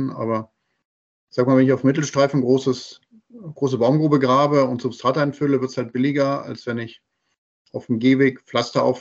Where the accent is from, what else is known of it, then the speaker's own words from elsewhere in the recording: Berlin, Germany; Also ich kenne aus meinem Heimatbezirk in, in Berlin, äh, wo ich herstamme, da gibt es Straßen, da stehen noch 80, 100 Jahre alte Bäume.